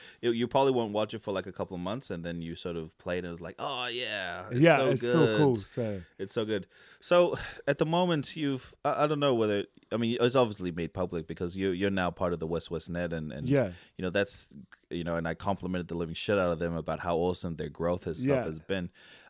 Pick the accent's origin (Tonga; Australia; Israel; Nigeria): Tonga; But I fully identify as Tongan, and I grew up in Tonga for a majority of my life.